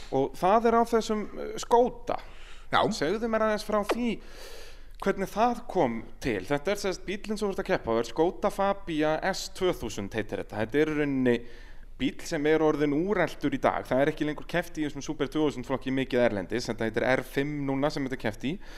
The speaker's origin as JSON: {"language": "Icelandic", "country": "Iceland"}